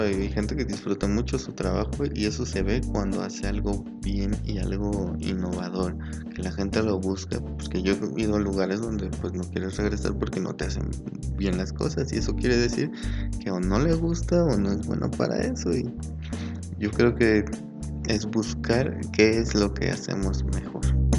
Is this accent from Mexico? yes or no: yes; Toluca, State of Mexico, Mexico; soy de Toluca, Estado de México